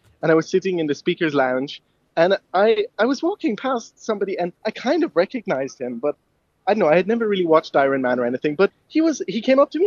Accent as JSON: {"language": "English", "town": "Cork", "region": "Munster", "country": "Ireland", "tie": "born or raised there", "also_born_or_lived": "Ballydehob", "moved": "yes", "said": "I'm originally I was born in Cork"}